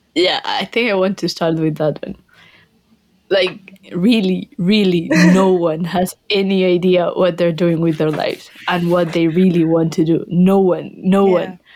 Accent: Colombia; English is a second language; moved away as an adult; also born or lived in Glasgow, United Kingdom; now in Cheltenham, United Kingdom; I'm from Colombia, same I had to learn English

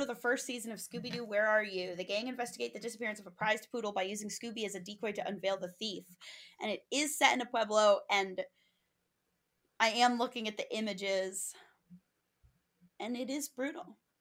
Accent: Five College area, Massachusetts, United States; growing up in the Five College area

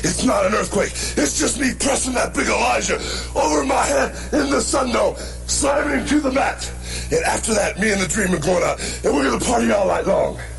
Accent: Tampa, Florida, United States; moved away as an adult; also born or lived in Venice Beach; I left Tampa, Florida, my hometown

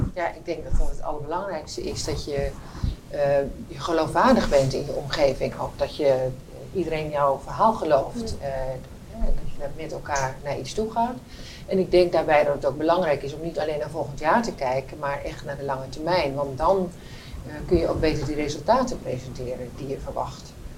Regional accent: Netherlands; als Nederlander

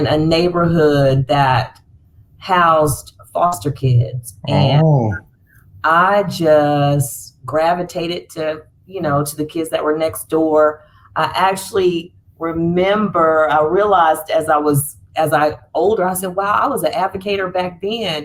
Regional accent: Fayetteville, North Carolina, United States; born or raised there; moved away as an adult; now in Charlotte, United States

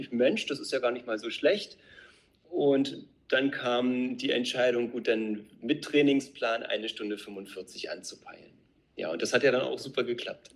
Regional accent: Brandenburg, Germany; also born or lived in Neuzelle; wir beide kommen aus Brandenburg. Wir wohnen in Neuzelle

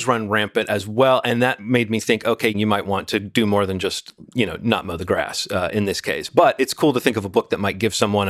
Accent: Birmingham, Alabama, United States; I grew up in Birmingham, Alabama

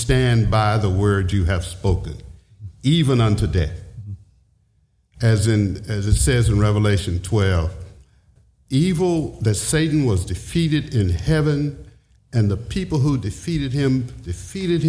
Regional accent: the South, United States; born and raised in the South

